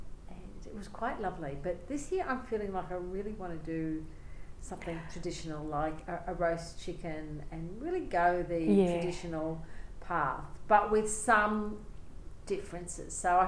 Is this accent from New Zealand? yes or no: no; North Queensland, Australia; now in Alice Springs, Australia; growing up in North Queensland. There were always storms.